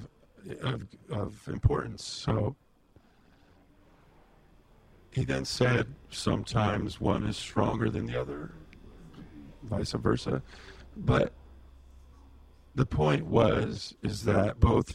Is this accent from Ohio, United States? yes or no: no; Imperial Valley, California, United States; moved away as an adult; we grew up out in the Imperial Valley